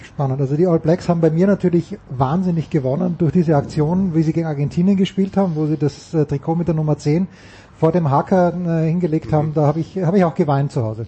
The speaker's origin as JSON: {"language": "German", "country": "Austria", "moved": "yes", "said": "ich bin ja Österreicher"}